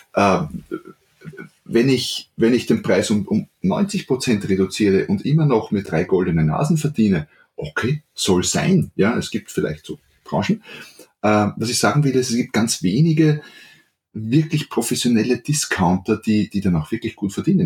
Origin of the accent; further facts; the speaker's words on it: Austria; accent: Austrian; ich bin Österreicher, wie man hört, deswegen auch südlich von Wien